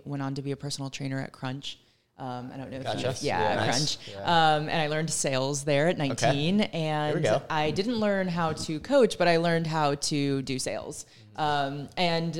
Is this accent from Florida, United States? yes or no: yes; Tampa, Florida, United States; I am from Tampa